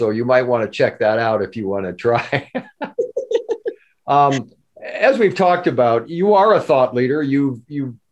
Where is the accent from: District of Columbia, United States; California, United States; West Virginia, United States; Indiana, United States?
California, United States; also born or lived in Wisconsin; I'm a cheesehead by birth.